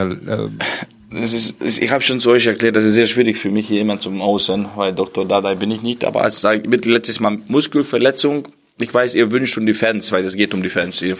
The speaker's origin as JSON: {"language": "German", "region": "Berlin", "country": "Germany", "said": "Das sage ich auch als Berliner"}